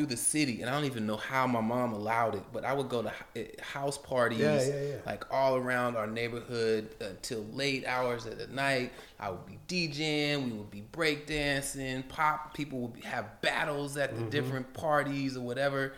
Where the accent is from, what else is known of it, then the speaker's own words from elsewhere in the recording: Portland, Oregon, United States; growing up in Portland